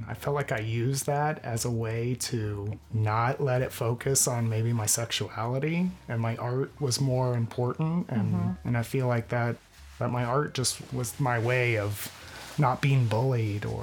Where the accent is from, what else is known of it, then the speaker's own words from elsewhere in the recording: Bradenton, Florida, United States; I grew up in Bradenton.